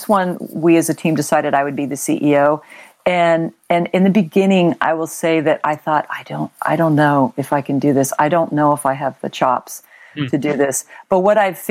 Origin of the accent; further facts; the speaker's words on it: Long Beach, California, United States; also born or lived in Texas / San Francisco Bay Area, California; now in California wine country, United States; I literally grew up in the Long Beach area